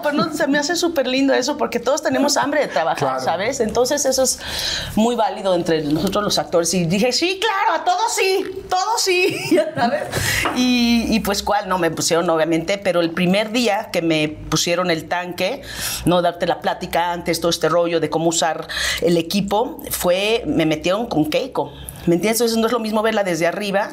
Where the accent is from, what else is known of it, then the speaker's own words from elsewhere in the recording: Mexico; moved away as an adult; soy mexicana, amo México